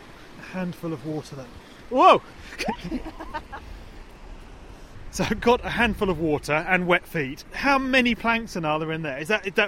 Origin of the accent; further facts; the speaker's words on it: East Anglia, East of England, United Kingdom; Growing up in East Anglia, I spent much of my holidays on North Sea beaches in biting wind like this.